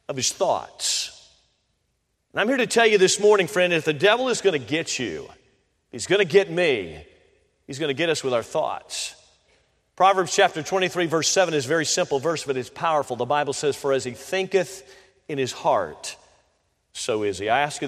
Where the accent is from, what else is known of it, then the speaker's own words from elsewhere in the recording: Tampa, Florida, United States; I grew up in Florida, so I was born in Tampa, Florida. So I'm a Floridian by heart